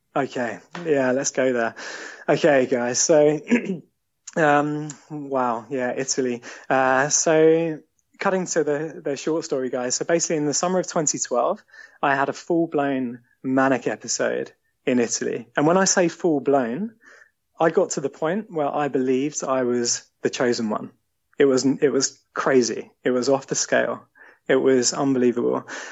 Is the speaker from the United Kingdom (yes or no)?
yes; Eastbourne, South East England, United Kingdom; born or raised there; moved away as an adult; also born or lived in London; now in Sevenoaks, United Kingdom